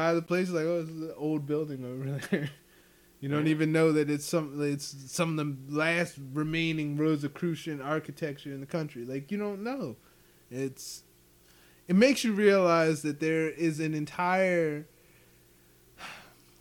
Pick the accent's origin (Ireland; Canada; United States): United States; Ephrata, Pennsylvania; I was from Ephrata and, like, Lancaster County